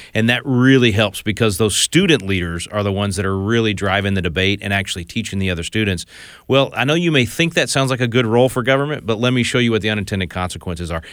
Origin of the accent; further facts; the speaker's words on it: Texas, United States; I'm from Texas